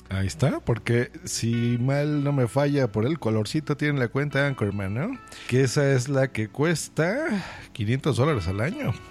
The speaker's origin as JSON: {"language": "Spanish", "country": "Mexico", "said": "yo también soy de México"}